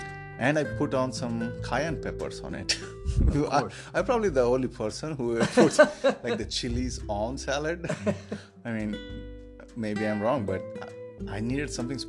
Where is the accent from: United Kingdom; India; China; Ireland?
India; moved away as an adult; now in Cleveland, United States; I'm a software engineer in Cleveland. I'm from India, and I've been living in Cleveland for 10 years.